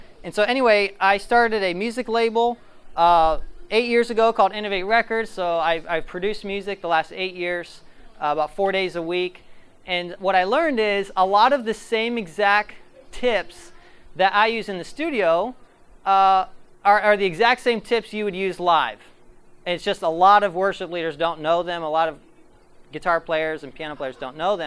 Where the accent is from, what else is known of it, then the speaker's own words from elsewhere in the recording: Ohio, United States; Ohio is my hometown.